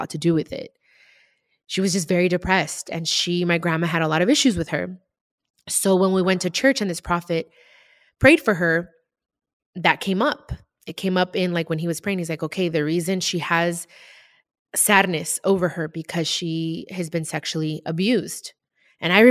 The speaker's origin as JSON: {"language": "English", "town": "Compton", "region": "California", "country": "United States", "tie": "born or raised there", "also_born_or_lived": "Long Beach, California", "said": "I moved from Long Beach to Compton"}